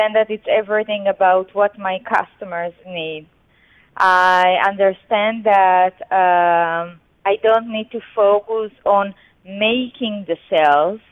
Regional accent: Israel; I'm an Israeli. I grew up in Israel.

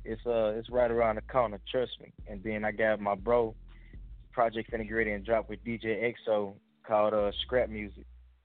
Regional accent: Memphis, Tennessee, United States; now in Austin, United States; I'm from Memphis, but right now I'm in Austin.

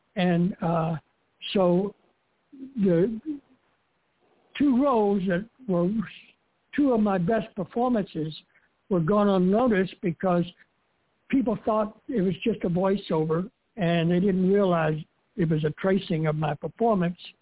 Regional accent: Miami, Florida, United States; moved away as an adult; also born or lived in New York City; I grew up in Miami, and I left when I was 19 years old with $200 in my pocket, and headed for New York City to be an actor.

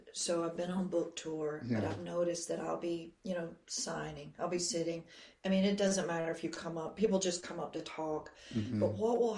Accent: Georgia, United States; I'm from Georgia

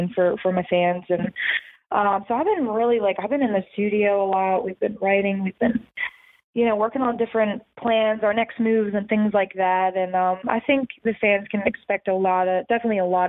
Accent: right outside of the Philadelphia area, Pennsylvania, United States; I grew up in right outside of the Philadelphia area

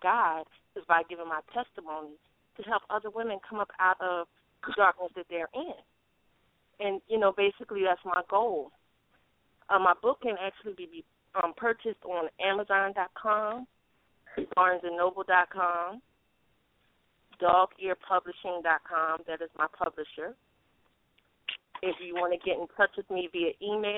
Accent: Philadelphia, Pennsylvania, United States; also born or lived in Norfolk, Virginia; now in South Carolina, United States; I'm currently in South Carolina, but I come from Philadelphia, born and raised.

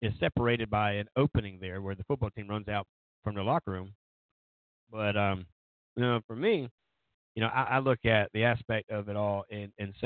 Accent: Socastee, South Carolina, United States; that's my hometown

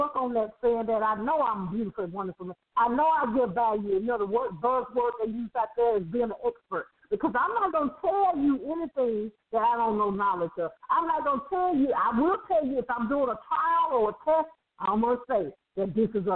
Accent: Birmingham, Alabama, United States; I grew up in Birmingham, Alabama

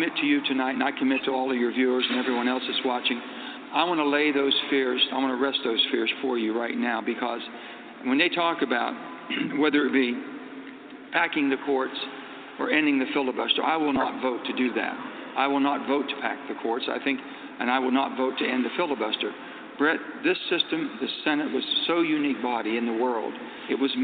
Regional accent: West Virginia, United States; It's not how I was raised in West Virginia

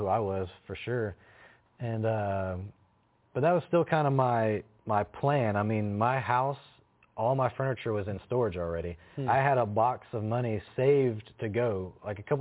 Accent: Chattanooga, Tennessee, United States; I'm from Chattanooga

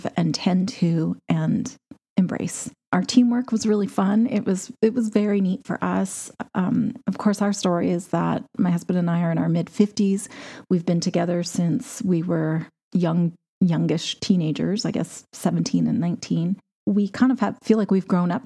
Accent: Canada; As a Canadian

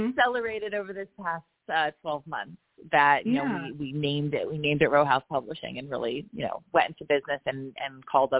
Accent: Roebling, New Jersey, United States; the actual row house that I grew up in Roebling, New Jersey, where I had the most lovely neighbors, you know, a diverse, multi-ethnic immigrant community of people who really looked out for each other

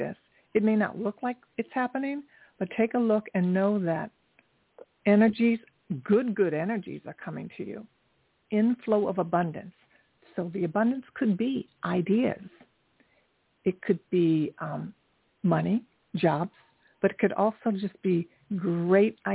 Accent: Dayton, Ohio, United States; moved away as an adult; now in New York City, United States; I'm from Ohio also. I went to Kettering High School

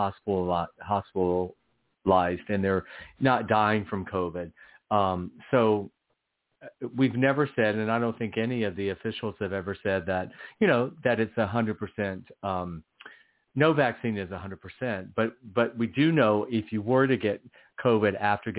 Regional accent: England, United Kingdom; now in United States; talking about, you know, American politics, having been born and raised in England, which will be kind of interesting.

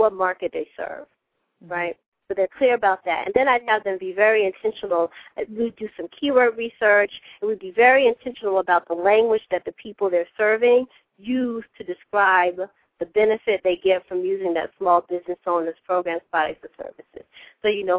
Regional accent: South Carolina, United States; I'm from South Carolina

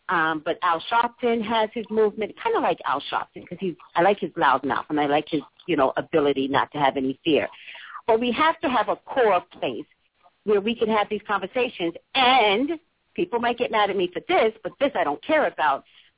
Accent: New York City, New York, United States; I'm from Staten Island, New York

